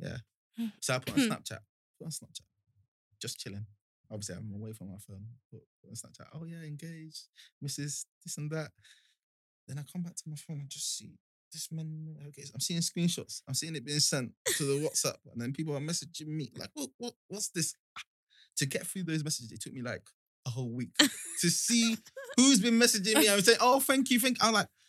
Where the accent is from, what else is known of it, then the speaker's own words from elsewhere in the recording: Nigeria; I'm Nigerian.